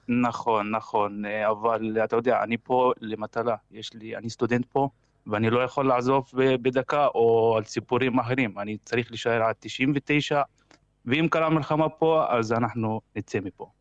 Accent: Kafr Qasim, Central District, Israel; moved away as an adult; now in Kharkiv, Ukraine; אני מכפר קאסם

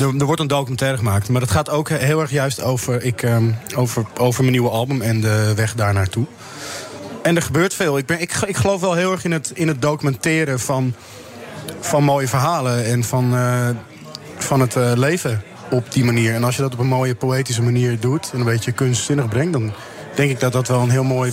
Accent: Amsterdam, North Holland, Netherlands; ik kom zelf uit Amsterdam, de, de, pijp.

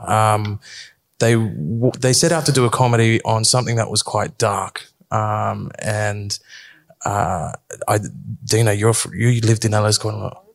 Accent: Sydney, New South Wales, Australia; born and bred in Erskineville

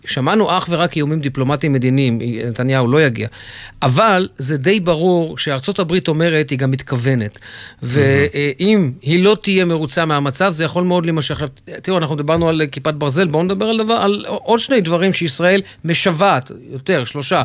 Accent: Jerusalem, Jerusalem District, Israel; אני גדלתי ילד בירושלים

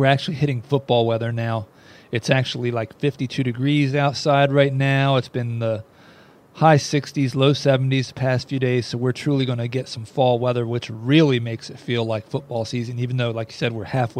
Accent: Philadelphia, United States; moved away; I'm from the Northeast originally, the Philadelphia, South Jersey area

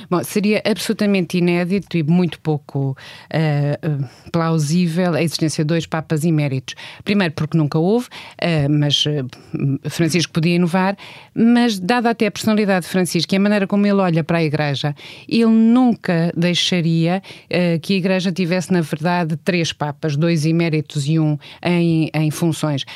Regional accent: Portugal; somos portugueses e somos europeus

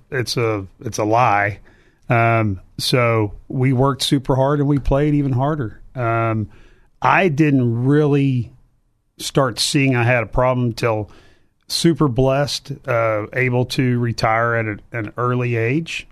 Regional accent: Cypress, Texas, United States; also born or lived in Baton Rouge, Louisiana / Glendale, Arizona; I grew up in Cypress, Texas

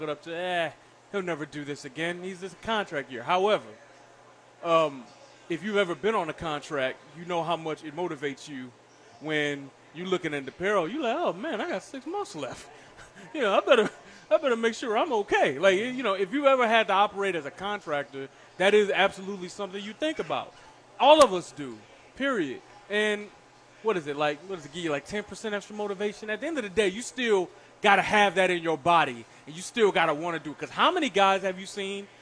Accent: Detroit, Michigan, United States; moved away; growing up in Detroit

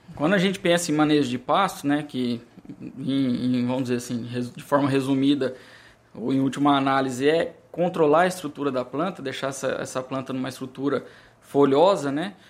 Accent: Brazil

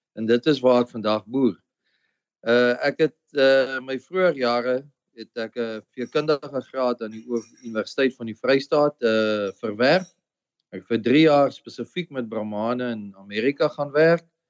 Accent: Limpopo, South Africa; also born or lived in Free State / United States; now in Eastern Cape, South Africa; ek kom eintlik oorspronklik van die Limpopo af, is waar ek groot geword het en gebore is.

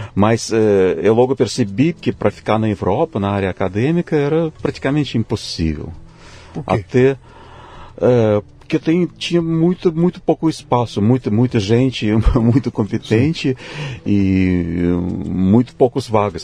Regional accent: Tomsk, Tomsk Oblast, Russia; Portuguese is a second language; moved away as an adult; now in São Paulo, Brazil; Eu nasci na Rússia mesmo, na cidade que fica na Sibéria, se chama Tomsk

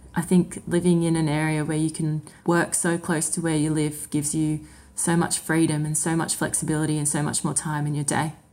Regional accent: Sydney, New South Wales, Australia; moved away as an adult; also born or lived in Windsor / Ballarat; now in Deniliquin, Australia; Growing up in Sydney, I travelled an hour and a half to get to uni every day for six years

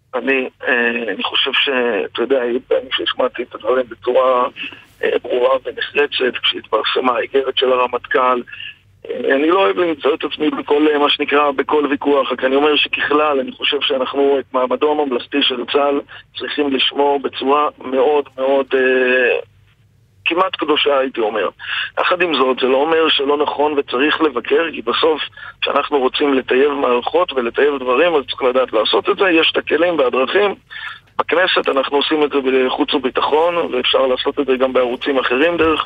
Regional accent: Galilee, Israel; כתושב הגליל

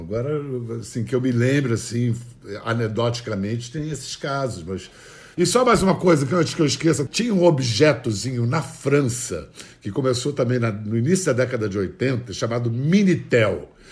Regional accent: Brazil; moved away as an adult; also born or lived in London; mim, como brasileiro, chegando a Londres

